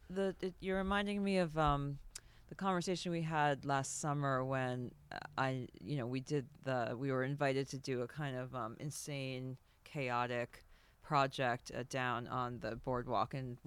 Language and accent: English; New York City, New York, United States; moved away; also born or lived in Europe; I grew up in New York in the 80s as, you know, a kid, and then moved to Europe for most of the 90s